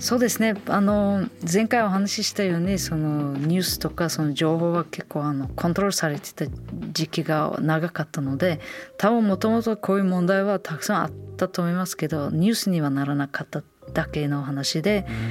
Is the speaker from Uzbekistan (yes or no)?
yes; Samarkand, Samarqand Region, Uzbekistan; 私のふるさとサマルカンド